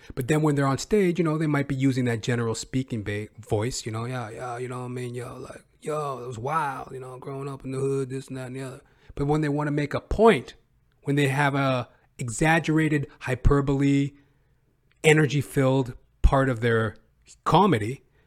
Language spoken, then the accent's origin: English; Western Canada, Canada; accent: Western Canadian; I come from Western Canada. This is my speaking voice. you know, I'm obviously a black man, but my regional dialect is of a Western Canadian.